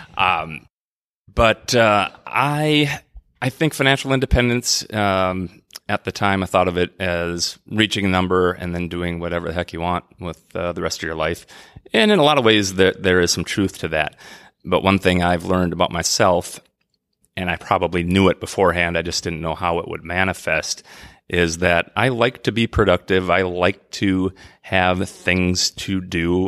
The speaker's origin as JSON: {"language": "English", "region": "Minnesota", "country": "United States", "said": "the Saint Croix River in lovely Minnesota, my home state."}